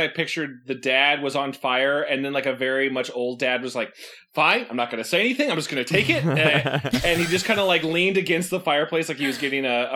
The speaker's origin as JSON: {"language": "English", "town": "South Bend", "region": "Indiana", "country": "United States", "tie": "born or raised there", "said": "Elspeth and I have the same hometown."}